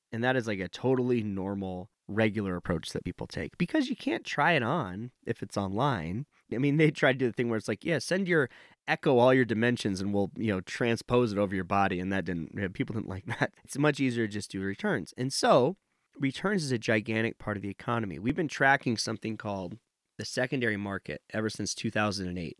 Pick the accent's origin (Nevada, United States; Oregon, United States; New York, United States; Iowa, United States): Nevada, United States; I grew up in Nevada